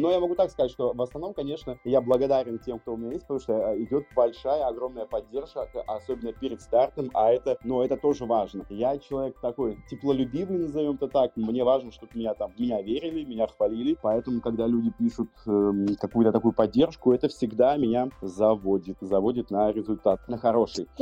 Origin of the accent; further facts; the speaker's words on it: Russia; я из России